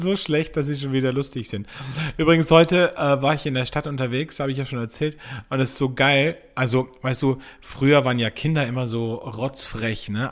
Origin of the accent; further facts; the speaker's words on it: Austria; bei uns in Österreich